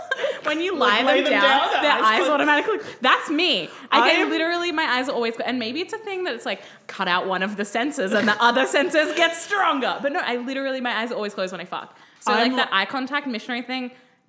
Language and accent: English; Wellington, New Zealand; Because we're from Wellington.